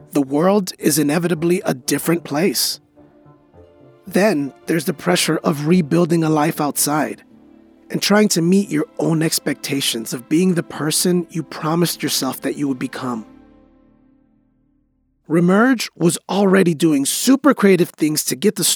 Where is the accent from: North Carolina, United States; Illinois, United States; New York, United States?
Illinois, United States; Chicago; my hometown of Chicago